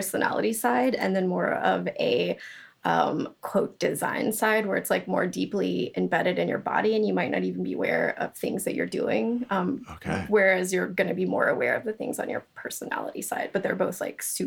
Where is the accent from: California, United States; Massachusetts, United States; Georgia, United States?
Georgia, United States; I'm from Georgia